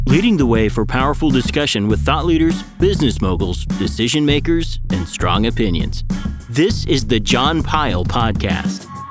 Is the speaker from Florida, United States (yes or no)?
no; Valdosta, Georgia, United States; I'm from Valdosta, Georgia